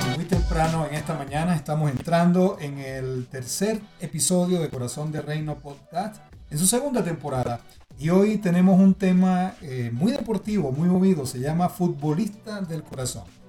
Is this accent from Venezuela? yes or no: yes; Venezuela